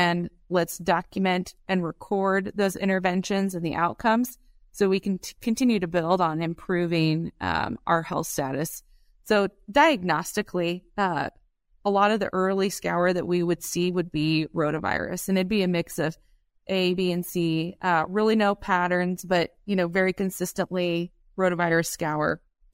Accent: Iowa, United States; now in Columbus, United States; We're based out of Columbus, Nebraska, but I'm originally from Southwest Iowa. So grew up with crop farming and a cow-calf operation.

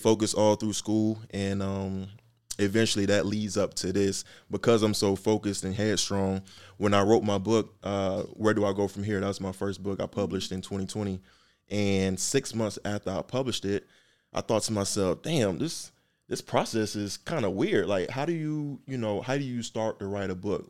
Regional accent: Atlanta, Georgia, United States; born or raised there; also born or lived in Miami, Florida

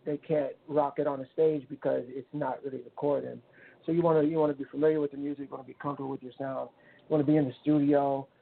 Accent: California, United States; moved away; also born or lived in Miami; I'm originally from California

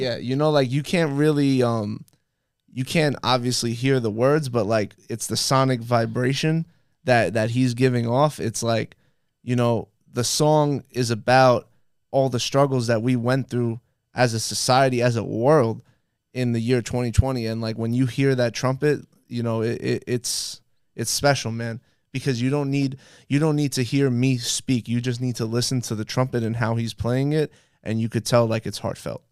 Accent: New York City, New York, United States; moved away as an adult; now in Miami, United States; growing up in Brooklyn, just being surrounded by people that, like, were a part of the culture

